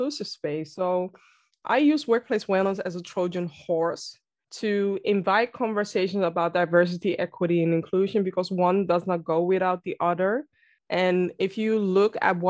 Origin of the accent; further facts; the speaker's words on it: Amsterdam, North Holland, Netherlands; I am born and raised in Amsterdam, the Netherlands.